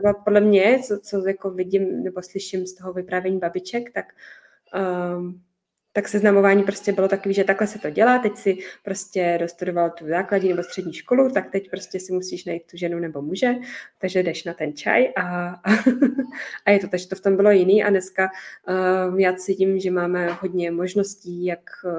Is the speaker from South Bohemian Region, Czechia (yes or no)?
no; Pilsen, Plzeň Region, Czechia; já jsem chodila na ten čírny tady u nás v Plzni